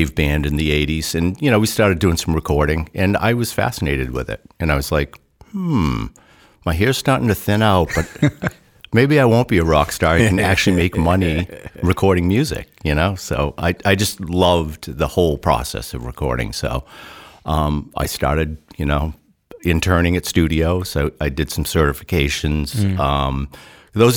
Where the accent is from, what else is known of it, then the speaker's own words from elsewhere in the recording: Massachusetts, United States; now in Amherst, United States; I'm originally from Massachusetts, and, you know, I bought this house in southern New Hampshire